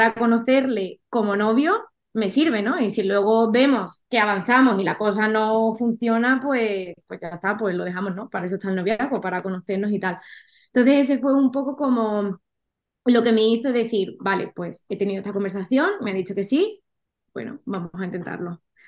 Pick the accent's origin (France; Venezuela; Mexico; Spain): Spain; Cádiz, Andalusia; moved away as an adult; also born or lived in Madrid; soy de Cádiz